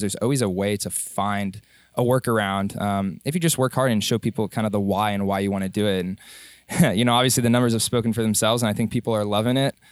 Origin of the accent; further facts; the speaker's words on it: Dallas, Texas, United States; moved away as an adult; I grew up in Dallas, Texas